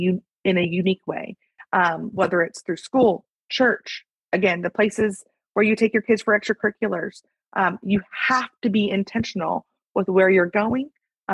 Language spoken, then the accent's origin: English; the South, United States; also born or lived in North Carolina; now in Texas, United States; my husband and I, we're both from the South and we're both white.